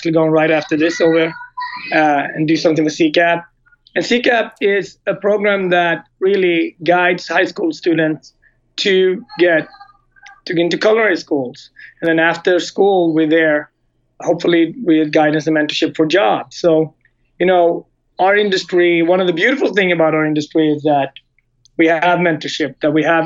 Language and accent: English; Gothenburg, Västra Götaland, Sweden; moved away as an adult; also born or lived in Japan / Switzerland; now in United States; On the West Coast in Sweden, in Gothenburg